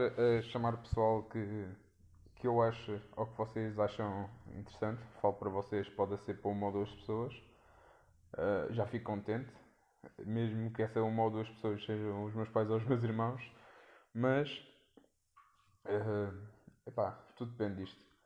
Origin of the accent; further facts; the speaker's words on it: Leiria, Centro, Portugal; sou de Leiria